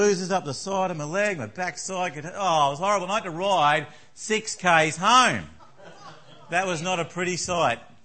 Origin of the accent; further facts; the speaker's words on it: Tasmania, Australia; I grew up in Tasmania